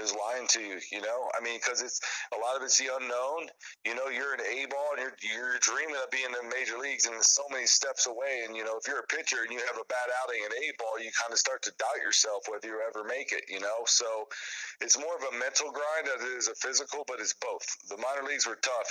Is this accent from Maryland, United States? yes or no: yes; Maryland, United States; I started playing baseball when I grew up in Maryland at the age of 5